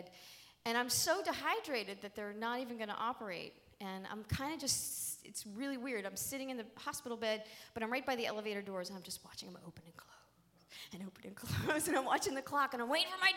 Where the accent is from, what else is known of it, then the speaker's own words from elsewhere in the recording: Pittsburgh, Pennsylvania, United States; we're Irish. We're like Pittsburgh Irish